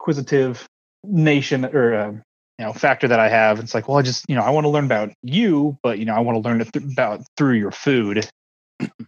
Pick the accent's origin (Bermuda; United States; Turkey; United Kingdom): United States; Missouri; I'm from Missouri.